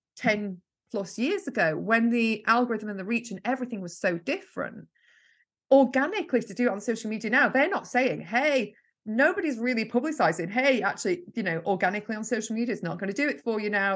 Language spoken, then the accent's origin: English; Yorkshire and the Humber, United Kingdom; now in Lancashire, United Kingdom; I'm originally from Yorkshire and I live in Lancashire.